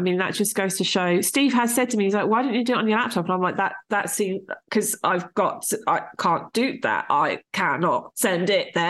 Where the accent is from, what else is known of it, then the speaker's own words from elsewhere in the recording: Portsmouth, South East England, United Kingdom; I grew up in Portsmouth